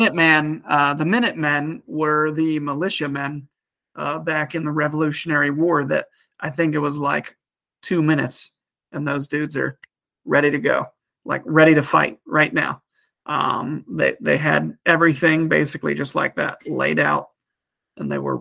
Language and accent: English; Ohio, United States; I am tagged out in Ohio, which is my home state